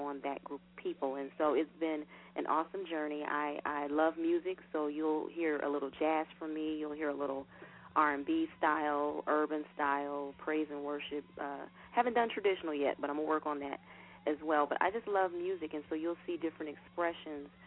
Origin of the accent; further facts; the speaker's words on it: Indiana, United States; now in Atlanta, United States; I am originally from Indiana, but I live in Atlanta now